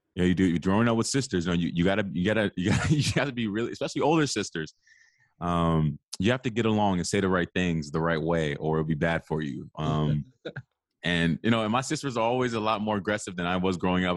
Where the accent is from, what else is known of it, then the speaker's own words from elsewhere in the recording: Arlington, Virginia, United States; I'm from the Washington, D C area, a little bit outside of that. I live in Arlington, Virginia. um, which is kind of the D M V area, if you're not familiar with it. Um, I grew up here.